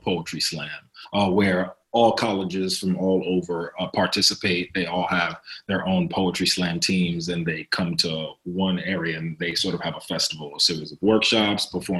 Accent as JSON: {"language": "English", "town": "New York City", "region": "New York", "country": "United States", "tie": "born or raised there", "also_born_or_lived": "Brooklyn", "moved": "as an adult", "lives_now": "Los Angeles, United States", "said": "I'm from New York City, was raised in Upper Manhattan, Harlem, New York area. Lived in Brooklyn for 7 years"}